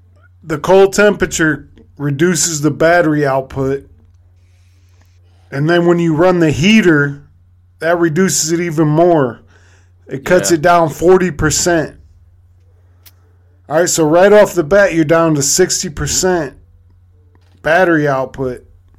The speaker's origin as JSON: {"language": "English", "town": "Long Beach", "region": "California", "country": "United States", "tie": "born there", "said": "Yeah, because my dad was in the military. I was born out in Long Beach. And I got family out there, but I'll probably never go back."}